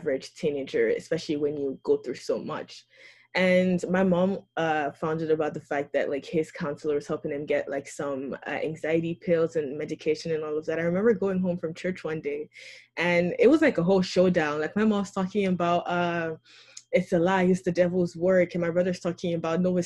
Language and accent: English; Nigeria; As a Christian, especially one from Nigeria